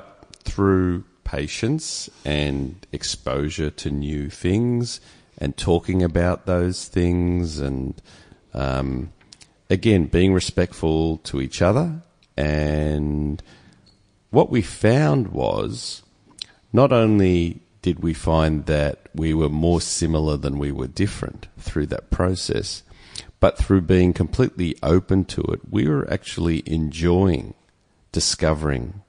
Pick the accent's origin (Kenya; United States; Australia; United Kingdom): Australia; I was born in Australia and come from a Jewish background